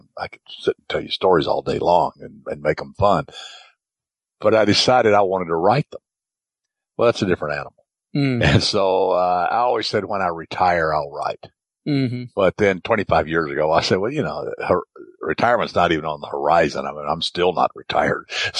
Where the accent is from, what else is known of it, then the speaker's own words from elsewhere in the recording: the South, United States; I grew up in the South